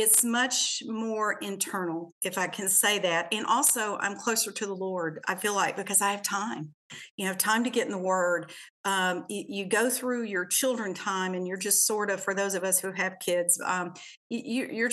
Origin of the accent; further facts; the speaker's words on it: Shreveport, Louisiana, United States; I grew up in the South. I grew up in Shreveport, Louisiana, was born into a Christian home